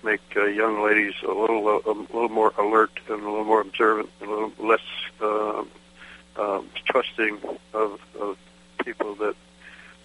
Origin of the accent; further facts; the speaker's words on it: Chicago, Illinois, United States; I grew up in Chicago